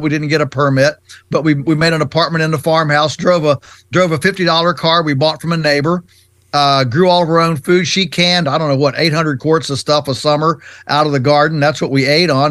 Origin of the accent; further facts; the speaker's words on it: Shenandoah Valley, Virginia, United States; our farm is in Virginia's Virginia's Shenandoah Valley, which is on the western side of the state, and um, and so we're you know we're three hours from Washington D.C. We're definitely on the Atlantic, you know, the Atlantic side of the U.S. and um, you know, we came to the farm. I was just four when mom and dad bought this farm in 1961